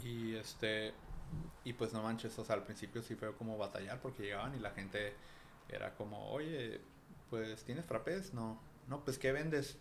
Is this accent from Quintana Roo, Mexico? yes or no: no; Tijuana, Baja California, Mexico; Sí, soy de aquí de Tijuana y pues aquí he vivido toda la vida